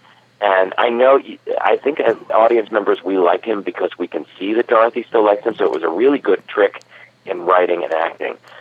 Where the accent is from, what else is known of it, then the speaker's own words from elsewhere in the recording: United States; moved away as an adult; also born or lived in New York City / Woodland Park, New Jersey; now in Los Angeles, United States; I lived in New York for 17 years, and I grew up outside New York